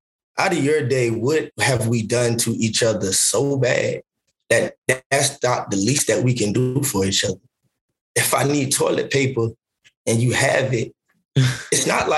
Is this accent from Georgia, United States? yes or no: yes; Savannah, Georgia, United States; I'm from Savannah, Georgia.